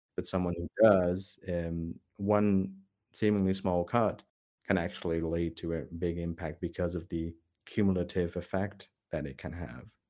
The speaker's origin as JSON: {"language": "English", "country": "Netherlands", "tie": "born or raised there", "said": "growing up in the Netherlands, um, I was never, I was never Dutch enough"}